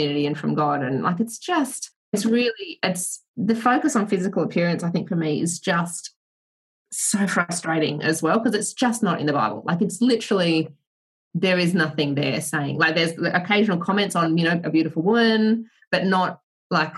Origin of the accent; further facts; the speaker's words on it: Australia; growing up in Australia and having my parents, like, I'm one of five kids